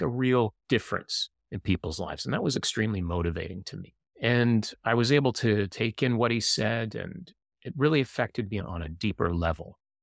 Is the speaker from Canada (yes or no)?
yes; Canada; as someone who lives in the city and also as a Canadian